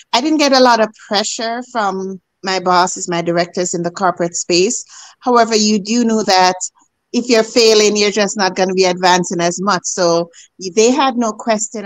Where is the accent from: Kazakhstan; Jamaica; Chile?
Jamaica; moved away as an adult; now in Canada; As a girl growing up in Jamaica